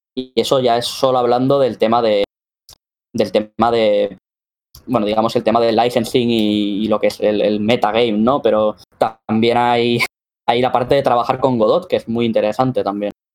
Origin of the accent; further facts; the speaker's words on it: Spain; vengo de aquí de España